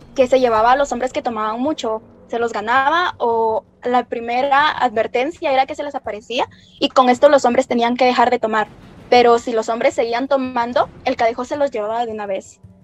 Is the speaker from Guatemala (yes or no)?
yes; Guatemala; son parte de nuestra tradición oral como guatemaltecos